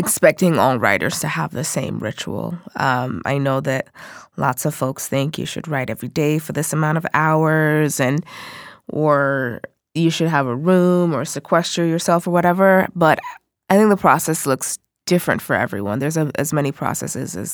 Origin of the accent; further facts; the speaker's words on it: Seattle, Washington, United States; also born or lived in Nigeria; I am originally from Nigeria, but I've lived in Seattle the majority of my life